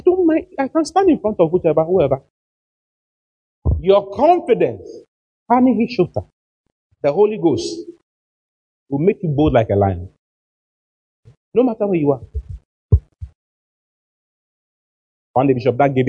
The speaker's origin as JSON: {"language": "English", "country": "Ghana", "said": "We are from Ghana"}